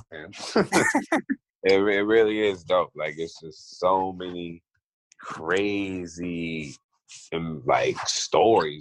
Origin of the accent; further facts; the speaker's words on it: Maryland, United States; moved away as an adult; also born or lived in overseas; now in Los Angeles, United States; I would definitely say I'm from Maryland, the DMV area. Because when I moved from overseas to America, I went to middle school and high school and partial college in Maryland.